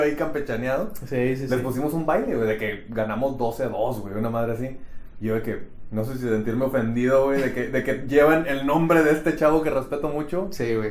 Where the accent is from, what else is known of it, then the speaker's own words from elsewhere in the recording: Monterrey, Nuevo León, Mexico; yo soy de Monterrey también